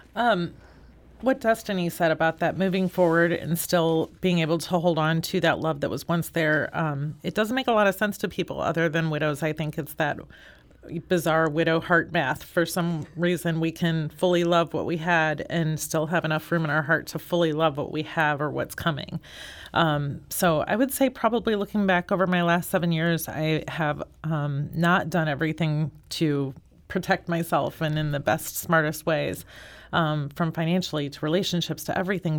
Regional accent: St. Louis, Missouri, United States; I have been born and raised in Saint Louis.

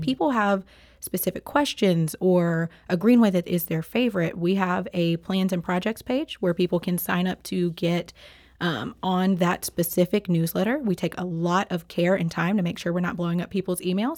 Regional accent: Memphis, Tennessee, United States; now in St. Louis, United States; I am, um, not a native to Saint Louis. Um, I am from Memphis, Tennessee

